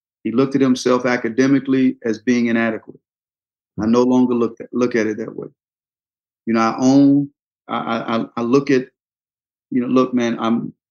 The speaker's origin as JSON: {"language": "English", "region": "the South", "country": "United States", "tie": "born or raised there", "said": "growing up in the South"}